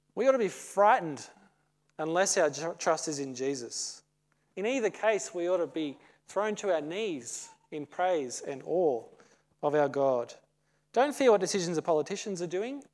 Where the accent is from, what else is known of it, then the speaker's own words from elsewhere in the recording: Australia; As an Aussie